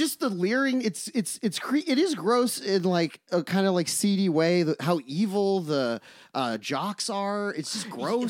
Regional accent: Oklahoma, United States; we're from Oklahoma. That's like one in the canon.

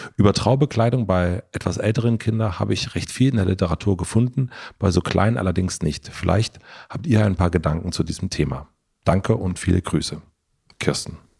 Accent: southern Brandenburg, Germany; aus Südbrandenburg

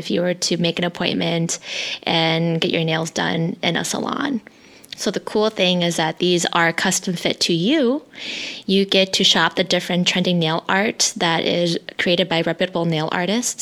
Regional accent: United States; first language Hmong; English is a second language; I grew up in a predominantly white neighborhood where speaking my native tongue, my language, Hmong, was constantly made fun of.

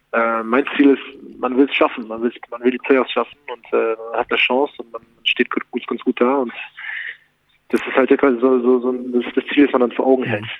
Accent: Berlin, Germany; now in Munich, Germany; Ich bin Berliner, ist meine Heimat

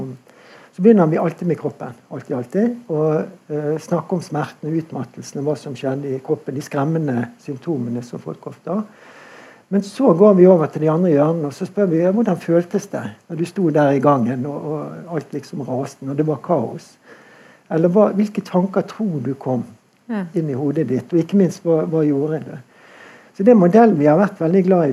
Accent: Bergen, Vestland, Norway; Jeg er jo bergenser

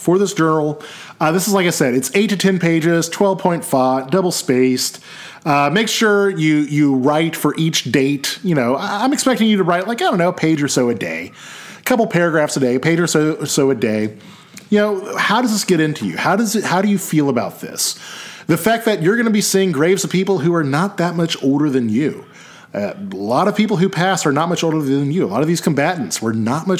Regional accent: United States; I'm American.

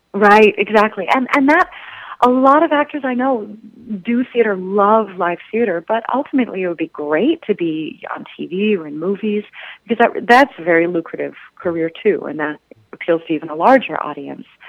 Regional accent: Southern California, United States; I was born and raised in Southern California.

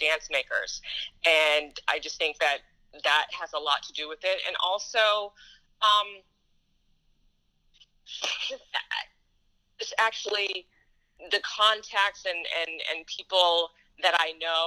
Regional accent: Huntsville, Alabama, United States; moved away; I'm originally from Huntsville, Alabama

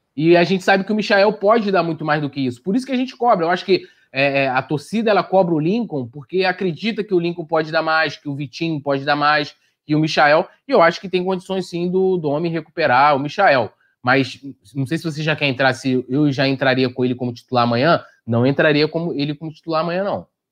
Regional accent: São Gonçalo, Rio de Janeiro, Brazil; pertinho lá de São Gonça, que é minha terra também

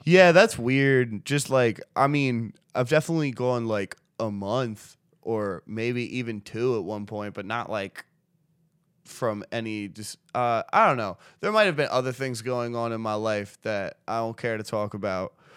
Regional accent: United States; I'm an American

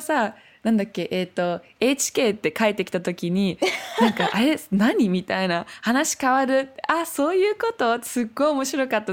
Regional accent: Germany; Japanese is a second language; also born or lived in Berlin; 今、ベルリンに住んでいて

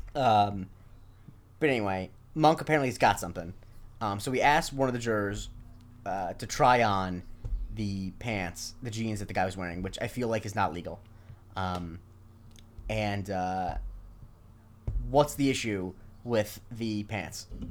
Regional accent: Charlotte County, Florida, United States; in my hometown especially, every nine out of ten people be wearing, uh, orthotic shoes

